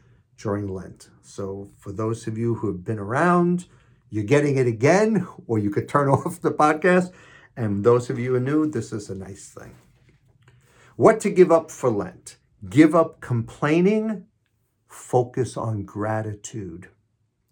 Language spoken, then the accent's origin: English; New York City, New York, United States; I'm from Queens, New York, so it's not talk, it's talk. And I drink coffee, not coffee, coffee